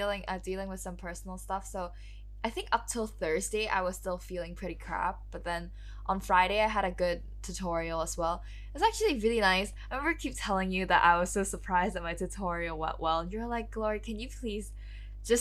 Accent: Hong Kong; now in London, United Kingdom; I'm a third-year student studying at the Bartlett School of Architecture in London, originally from Hong Kong

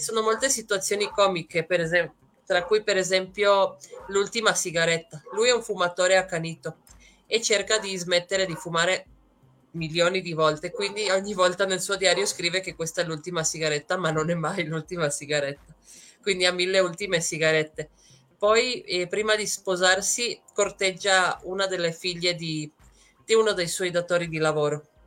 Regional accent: Trieste, Friuli-Venezia Giulia, Italy; moved away as an adult; now in Puebla, Mexico; vengo da Trieste, sono arrivata qui in Messico ormai nove anni fa

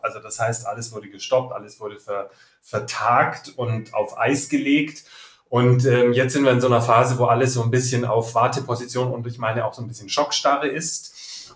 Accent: Nuremberg, Bavaria, Germany; now in Munich, Germany; Ich wohne in München, bin geboren in Nürnberg

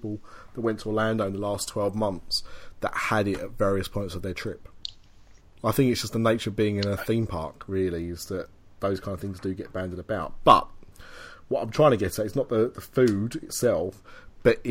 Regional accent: England, United Kingdom; a poor Englishman attempting French

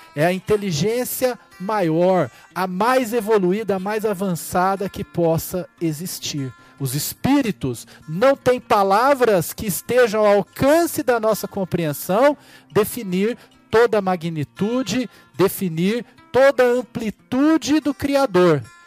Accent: São Joaquim da Barra, São Paulo, Brazil; now in Ribeirão Preto, Brazil; Nasci e fui criado numa cidade aqui muito próxima de Ribeirão Preto, também no estado de São Paulo, São Joaquim da Barra

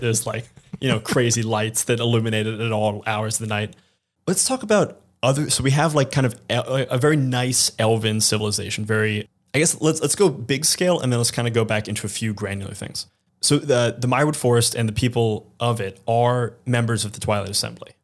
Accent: New York City, New York, United States; I'm thinking as a New Yorker

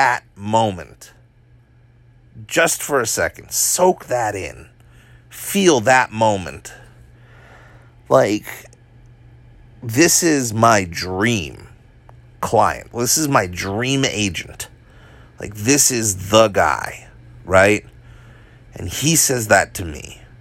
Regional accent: Hawaii, United States; I'm Asian, I'm from Hawaii, like Asian Hawaiian

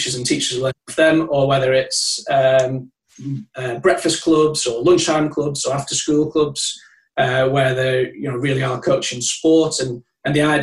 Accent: Longridge, North West England, United Kingdom; also born or lived in Loughborough / Rossendale; I'm from Lancashire. I'm from Longridge near Preston

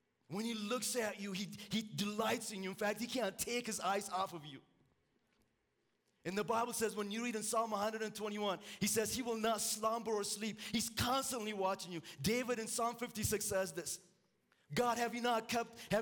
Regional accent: Ethiopia; moved away; I'm originally from Ethiopia.

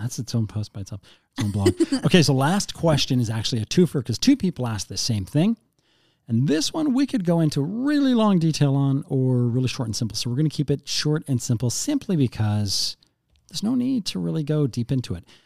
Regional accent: Canada; we're Canadian

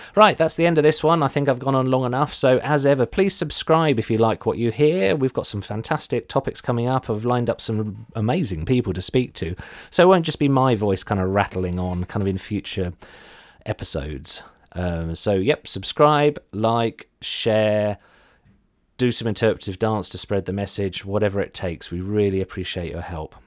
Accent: Ipswich, East of England, United Kingdom; I'm from Ipswich

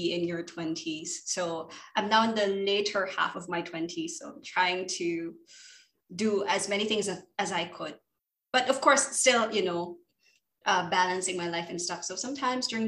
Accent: Philippines; moved away as an adult; now in Thailand; Pinoy na Pinoy.

